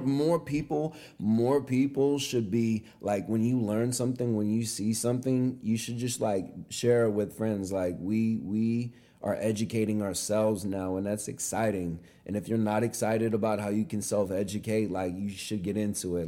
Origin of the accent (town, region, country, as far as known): California, United States; born or raised there